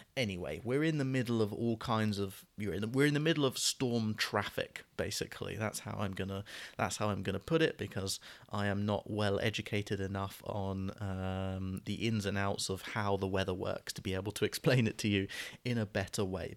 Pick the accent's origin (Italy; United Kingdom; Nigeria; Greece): United Kingdom; terminology that we would use as British people